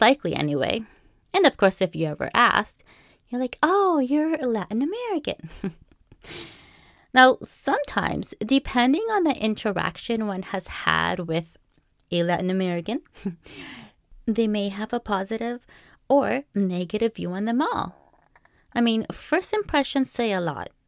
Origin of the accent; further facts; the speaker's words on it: Canada; also born or lived in Peru; I was born in Peru my childhood, starting at the age of five, that is, to early teens, was lived here in Canada, while my mid teens and early adult life was lived in Peru